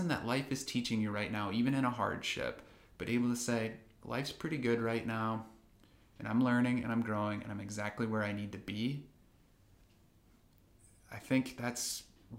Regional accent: Midwest, United States; moved away as an adult; also born or lived in California; we grew up in the Midwest

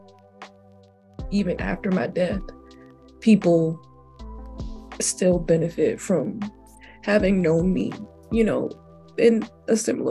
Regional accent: Jacksonville, Florida, United States; I'm from Jacksonville

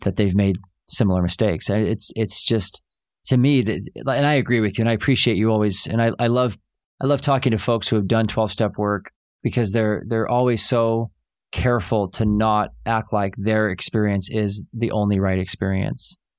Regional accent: Oklahoma, United States; I grew up in Oklahoma, and we'd go see that play, Oklahoma, every summer.

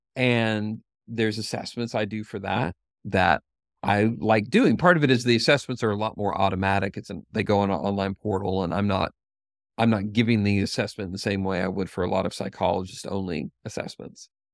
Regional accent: Knoxville, Tennessee, United States; the University of Tennessee in Knoxville is is in my hometown and where I work

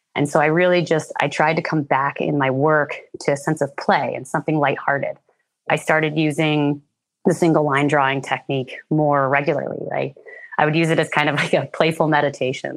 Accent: Red Hook, New York, United States; now in British Columbia, Canada; I'm originally from New York State. I grew up in a small town called Red Hook, which is about two hours north of New York City along the Hudson River Valley region

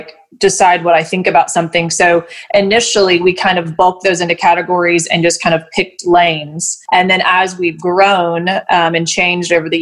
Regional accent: Knoxville, Tennessee, United States; also born or lived in Chattanooga, Tennessee; I'm from Knoxville, moved to Chattanooga for about 5 years and apprenticed there, and moved back here

